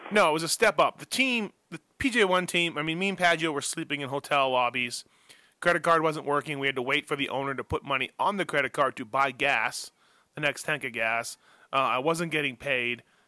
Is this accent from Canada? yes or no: yes; Canada; moved away as an adult; also born or lived in Newport Beach, California